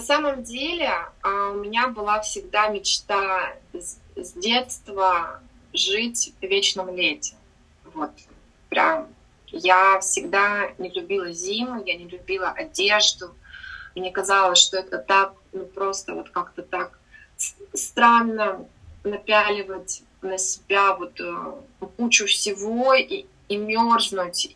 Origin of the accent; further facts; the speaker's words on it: Sakhalin Oblast, Russia; also born or lived in Amursk, Khabarovsk Krai; now in Pattaya, Thailand; родилась я в Амурске. Это маленький город под Хабаровском. Выросла я на Сахалине